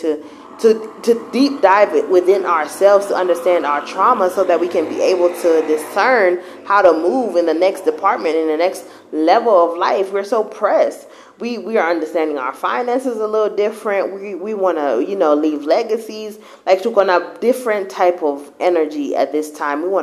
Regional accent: Kenya; now in United States; we went to church in Kenya a bit.

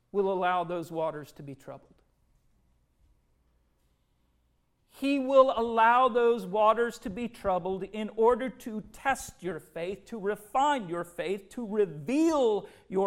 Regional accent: Minnesota, United States; growing up in Minnesota

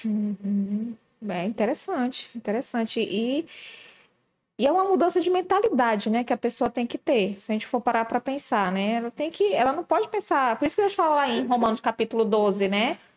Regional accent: Manaus, Amazonas, Brazil; nós que somos de Manaus

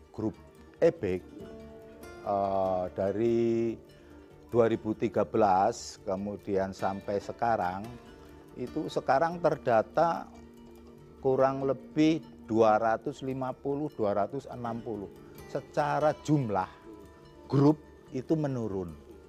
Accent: Purbalingga, Central Java, Indonesia; Saya asli Purbalingga malah.

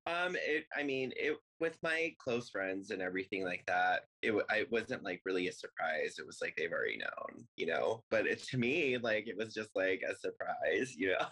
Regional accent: Longmont, Colorado, United States; now in Denver, United States; I was born in Colorado Springs, so I'm a native here. Uh, my parents moved to Longmont when I was, I think, five. So I grew up in Longmont, went to elementary, middle school, high school there.

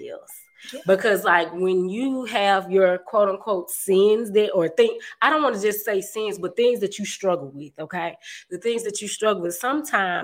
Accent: the South, United States; I'm from the South

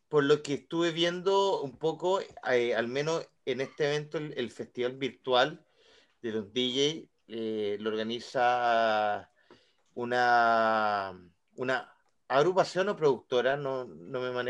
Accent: La Unión, Los Ríos, Chile; Yo soy de la Unión, perro, yo soy de la Unión.

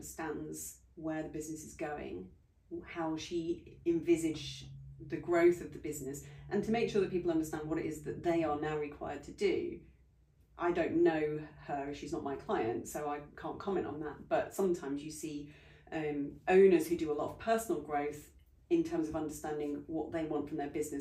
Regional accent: United Kingdom; we're very British

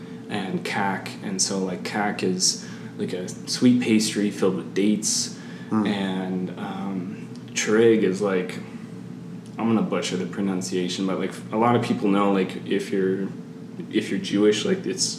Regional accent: Canada; My family, like we're Canadian, like, pancakes, maple syrup, like that's our jazz.

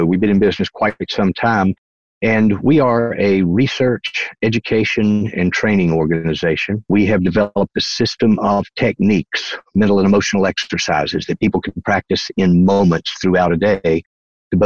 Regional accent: North Carolina, United States; accent: Southern; moved away as an adult; Originally, I'm from North Carolina. That's the East Coast, what we call the South here in the United States. And that's where this accent comes from

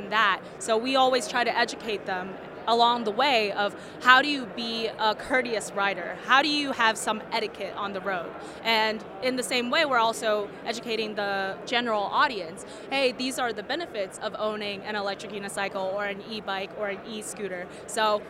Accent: San Diego, California, United States; I grew up in San Diego, and I've been surrounded by surfers and skateboarders my entire life

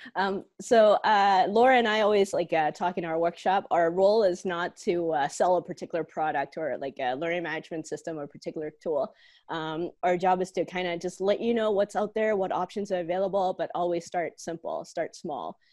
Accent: Hong Kong; now in Calgary, Canada; I'm originally from Hong Kong and used to be a student here at the University of Calgary.

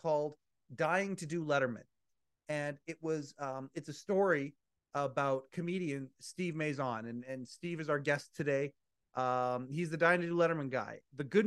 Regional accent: Canada; being Canadian

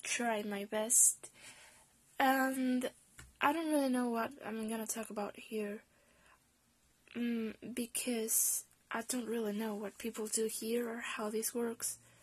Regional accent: Spain; English is a second language; I'm Spanish

